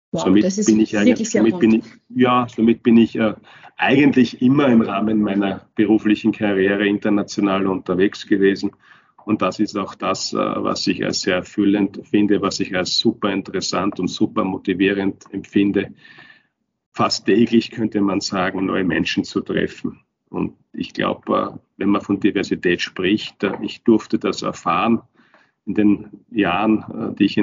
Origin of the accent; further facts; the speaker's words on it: Turnau, Styria, Austria; also born or lived in Kapfenberg; Ich bin in Kapfenbeck geboren, bin aber in Turnau aufgewachsen und ich bin auch jetzt vor ein paar Wochen nach Turnau zurückgezogen an meinen Heimatort. Komme also aus der Obersteiermark, komme aus den Bergen